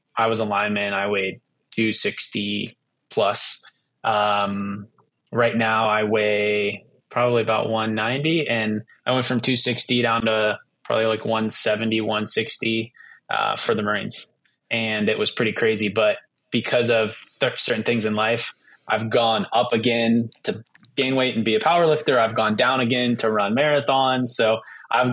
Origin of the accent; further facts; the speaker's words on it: Pittsburgh, Pennsylvania, United States; My brother and I grew up in Pittsburgh, Western Pennsylvania, and football is a big deal here.